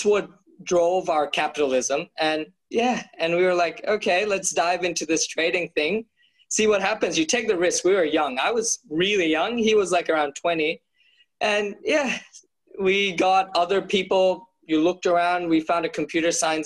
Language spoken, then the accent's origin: English; Bangladesh; now in Australia; I grew up in Bangladesh